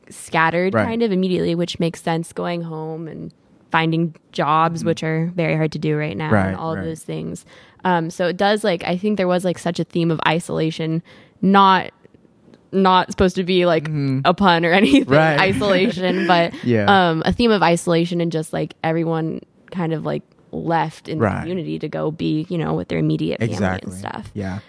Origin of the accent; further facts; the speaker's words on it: California, United States; now in San Diego, United States; I still live here in San Diego, but I'm from Northern California.